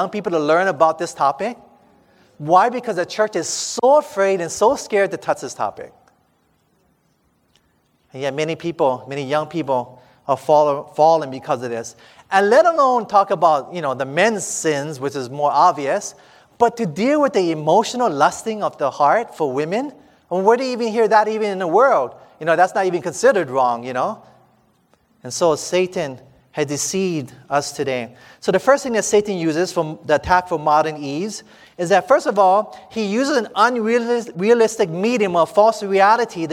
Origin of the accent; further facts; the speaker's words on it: Hawaii, United States; I'm from Hawaii